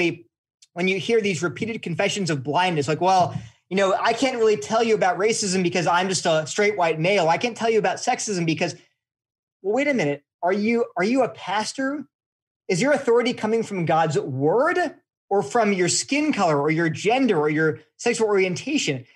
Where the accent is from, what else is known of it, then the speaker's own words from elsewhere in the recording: California, United States; I was born in California